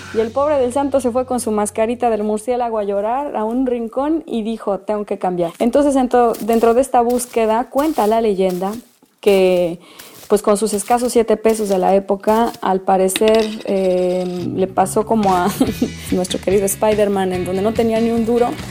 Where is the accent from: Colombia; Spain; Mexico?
Mexico; como buena mexicana